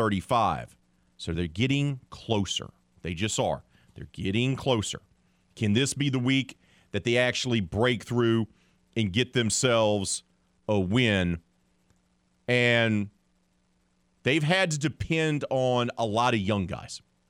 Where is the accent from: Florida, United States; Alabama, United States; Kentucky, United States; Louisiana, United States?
Alabama, United States; Mobile; moved away; I'm originally from Mobile.